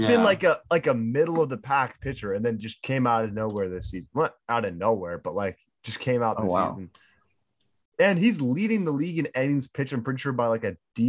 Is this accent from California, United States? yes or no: no; Florida, United States; I'm from Florida